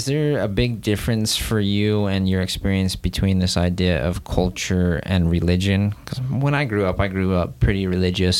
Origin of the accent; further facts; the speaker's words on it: United States; I would identify as an American because I was born and raised here